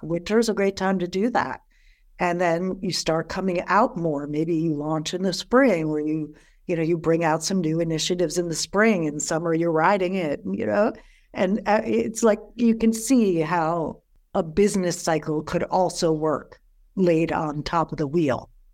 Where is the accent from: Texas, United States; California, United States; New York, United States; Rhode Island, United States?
New York, United States; moved away; I'm from New York originally